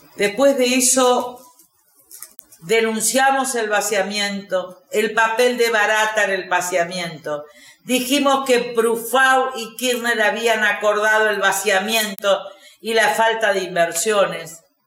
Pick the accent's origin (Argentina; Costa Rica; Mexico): Argentina; como argentinos